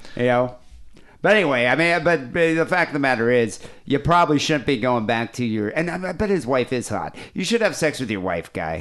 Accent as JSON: {"language": "English", "town": "Johannesburg", "region": "Gauteng", "country": "South Africa", "tie": "born or raised there", "moved": "yes", "said": "I grew up in South Africa, so I was in Johannesburg."}